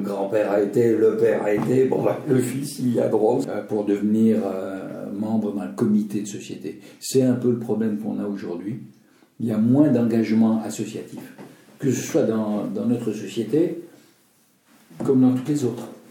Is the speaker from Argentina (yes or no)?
no; Alsace, Grand Est, France; now in Lausanne, Switzerland; je suis alsacien, J'aime l'Alsace. À l'époque, j'étais que alsacien. Maintenant, je suis alsacien et vaudois et suisse.